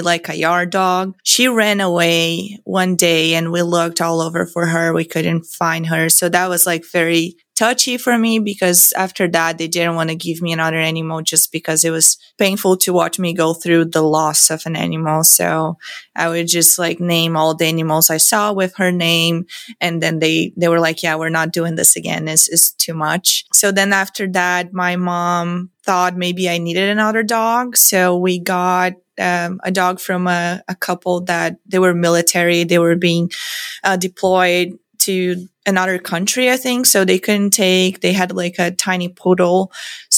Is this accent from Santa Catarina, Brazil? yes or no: yes; São Miguel do Oeste, Santa Catarina, Brazil; moved away as an adult; I grew up in São Miguel do Oeste, Santa Catarina, Brazil